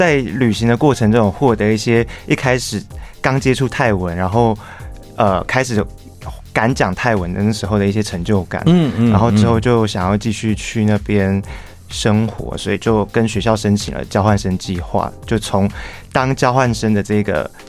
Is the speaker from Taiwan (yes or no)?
yes; Tainan, Taiwan; 土生土长的台南人。